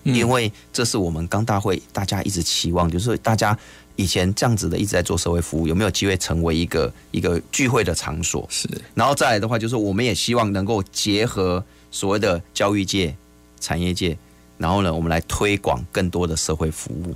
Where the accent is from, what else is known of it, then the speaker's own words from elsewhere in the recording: Gangshan, Kaohsiung, Taiwan; 我们还可以为我们家乡做哪些事情？